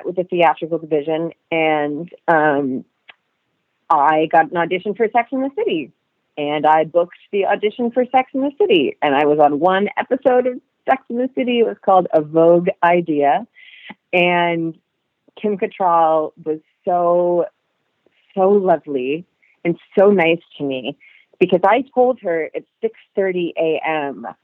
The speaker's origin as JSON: {"language": "English", "town": "Augusta", "region": "Maine", "country": "United States", "tie": "born or raised there", "also_born_or_lived": "New York", "moved": "as an adult", "said": "I grew up in Augusta, Maine"}